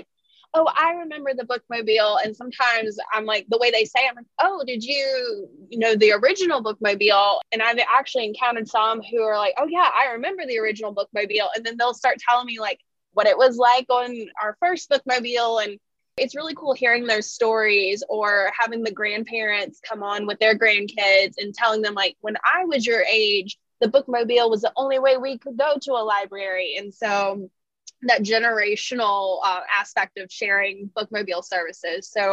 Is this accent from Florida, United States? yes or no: no; Ridgeland, Mississippi, United States; I grew up in Ridgeland